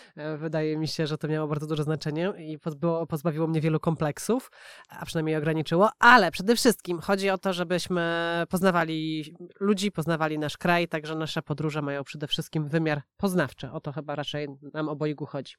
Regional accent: Poland; moved away as an adult; also born or lived in Warsaw

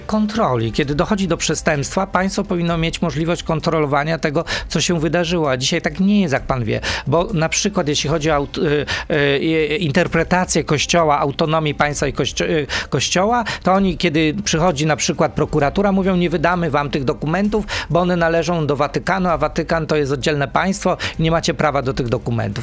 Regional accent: Krosno, Subcarpathian Voivodeship, Poland; moved away; Ja jestem chłopakiem z Krosna

